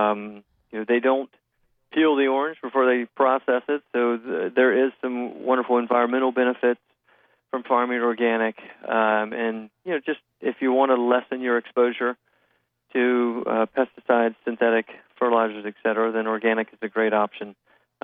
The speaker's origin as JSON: {"language": "English", "region": "Florida", "country": "United States", "tie": "born or raised there", "said": "I am part of a fourth-generation Florida citrus family. I grew up in it in Hot Groves in Florida"}